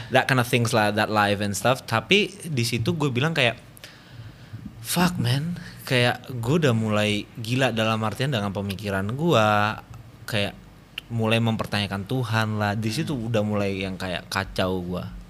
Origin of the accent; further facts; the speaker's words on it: Bali, Indonesia; Dulu kan sebelum bokap meninggal itu kan gua gede di Bali